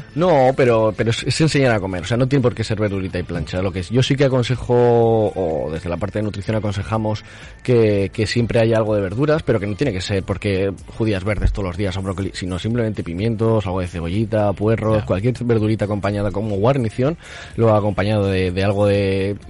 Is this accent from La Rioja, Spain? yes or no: no; Zaragoza, Aragon, Spain; also born or lived in Madrid; Yo estudié en Madrid, pero soy de aquí de Zaragoza